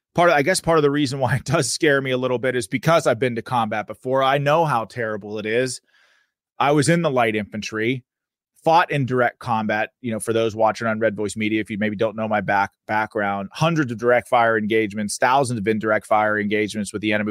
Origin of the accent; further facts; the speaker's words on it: Pennsylvania, United States; my home state, the Commonwealth of Pennsylvania